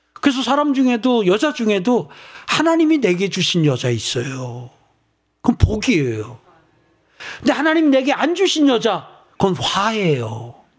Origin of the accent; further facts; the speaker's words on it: South Korea; 여러분과 제가 대한민국에 태어났어요